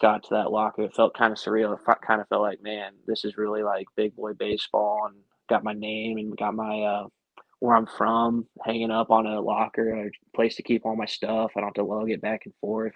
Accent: about an hour north of Denver, Colorado, United States; moved away as an adult; also born or lived in Greenville, North Carolina; I grew up about an hour north of Denver

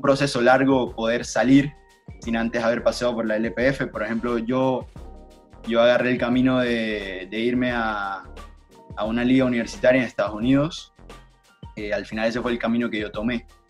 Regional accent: Panama; now in United States; yo crecí contigo, crecí en Panamá, crecí en fútbol en Panamá

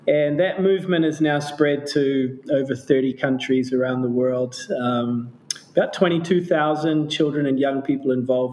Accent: New Zealand; moved away as an adult; also born or lived in Canada; now in Cambodia; My parents were immigrants to Canada, where I was born. But then I grew up in New Zealand

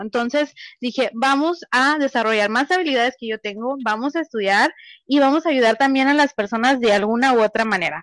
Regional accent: Mexico; nací en México

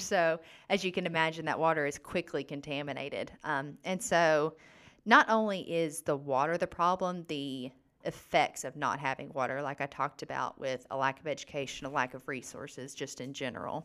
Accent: Gurley, Alabama, United States; also born or lived in Tuscaloosa, Alabama; I am from the thriving metropolis of Gurley, Alabama

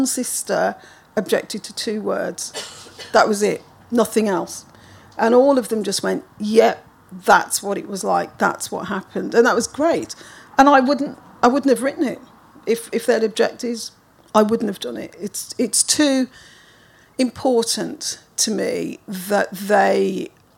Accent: Birmingham, West Midlands, United Kingdom; I was born in 1960 in Birmingham

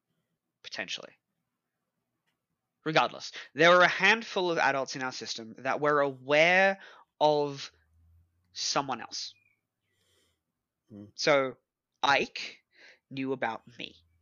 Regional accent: Australia; where I don't look like this, where I'm not Australian, where I have...

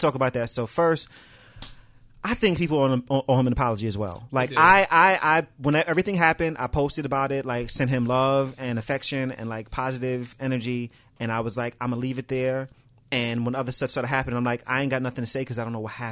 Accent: New York, United States; moved away; also born or lived in Milwaukee; I'm from New York and I lived in Milwaukee

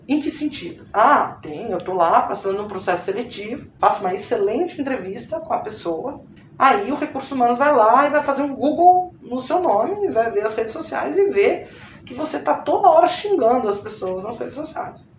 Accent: São Paulo, Brazil; moved away as an adult; now in Recife, Brazil; Eu sou paulista, trabalho aqui, estou eh, trabalhando aqui há nove anos no Nordeste.

